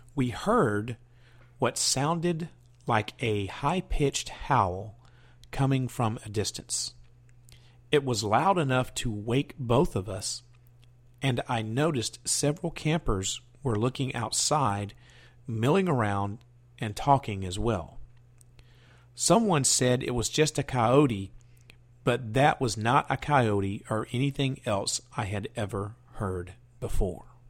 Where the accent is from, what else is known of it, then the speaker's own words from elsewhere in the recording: the South, United States; I was born and raised in the South